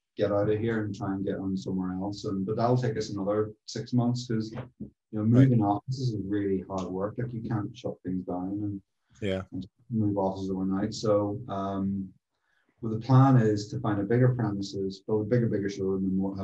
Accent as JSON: {"language": "English", "region": "Northern Ireland", "country": "United Kingdom", "tie": "born or raised there", "moved": "yes", "lives_now": "London, United Kingdom", "said": "I grew up in Northern Ireland"}